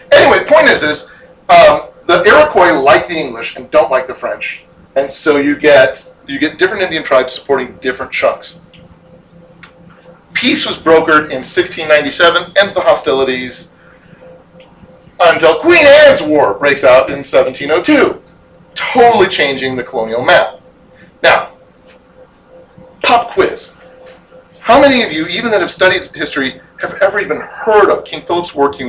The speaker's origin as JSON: {"language": "English", "country": "Ireland", "said": "I can say this as an Irishman"}